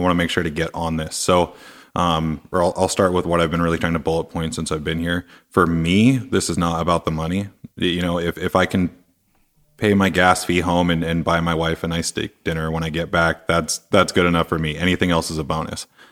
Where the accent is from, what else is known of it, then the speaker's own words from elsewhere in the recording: Seattle, Washington, United States; I'm from Seattle